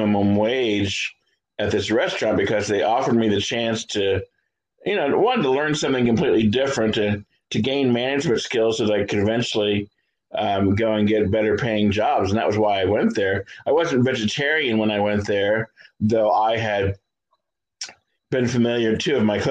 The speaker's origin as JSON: {"language": "English", "town": "Columbus", "region": "Ohio", "country": "United States", "tie": "born or raised there", "said": "I am from Columbus, Ohio."}